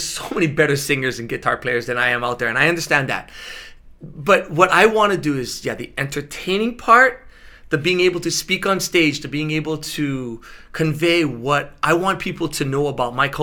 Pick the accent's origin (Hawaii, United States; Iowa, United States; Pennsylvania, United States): Hawaii, United States; Honolulu; I'm from Ainahaina